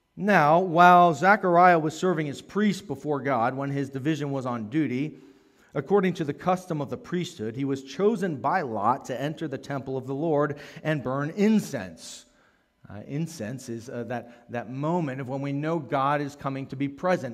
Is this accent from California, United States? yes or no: no; Maryland, United States; I grew up in Maryland